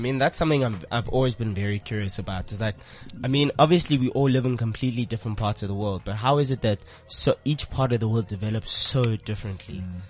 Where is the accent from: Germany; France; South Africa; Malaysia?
South Africa; because we all grew up in South Africa.